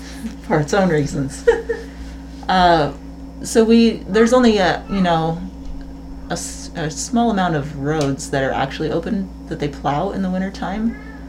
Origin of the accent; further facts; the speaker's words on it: Fresno, California, United States; moved away; I grew up in Fresno, and every year we get this really bad winter fog.